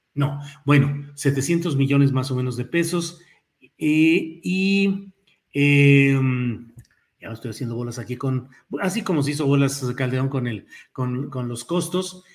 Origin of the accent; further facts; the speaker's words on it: Mexico; also born or lived in San Luis Potosí / Mexico City; como mexicanos